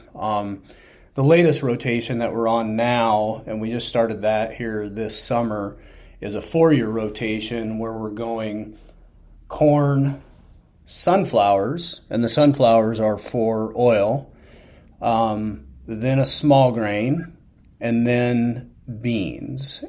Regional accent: Northeast Iowa, United States; I'm from Northeast Iowa

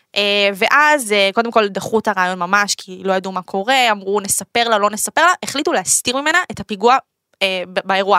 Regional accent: Netanya, Central District, Israel; בתור ילדה באמת, אה, אה, נכנסתי לזה, כאילו, נסעתי באוטובוס מנתניה

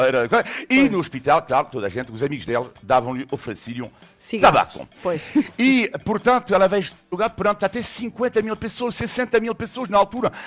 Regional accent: western France, France; Portuguese is a second language; moved away; eu nasci numa cidade em França, uh, no oeste de França

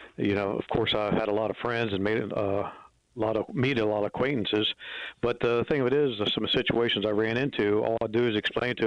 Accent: Thurmont, Maryland, United States; I came back to my hometown to be police chief

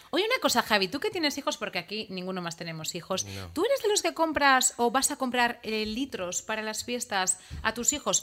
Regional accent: Usurbil, Basque Country, Spain; mi pueblo, Usurbil

